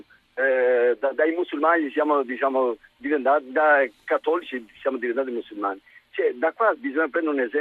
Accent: Albania; now in Ferrara, Italy; io sono albanese

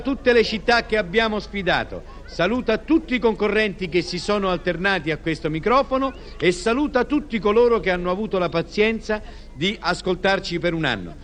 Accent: Rome, Lazio, Italy; sono romano

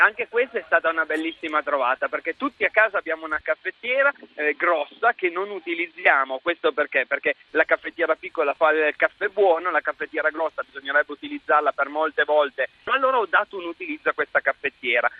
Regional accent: Langhe, Monferrato, Piedmont, Italy; dalle mie parti, quindi le Langhe, il Monferrato, c'è il tartufo e quindi da noi si usa tantissimo l'occhio di bue

